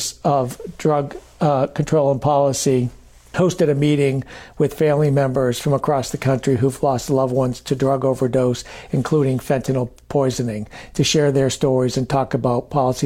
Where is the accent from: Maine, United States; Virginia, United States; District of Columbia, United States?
Maine, United States; now in Washington, D.C., United States; I'm from Maine. I live in D.C. I vote in D.C., but I'm a Mainer through and through